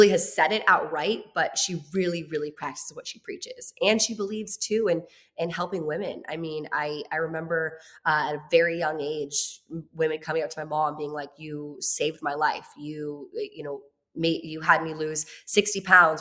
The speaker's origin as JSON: {"language": "English", "region": "Virginia", "country": "United States", "also_born_or_lived": "Los Angeles", "moved": "as an adult", "said": "I'm in Los Angeles. I'm from Virginia"}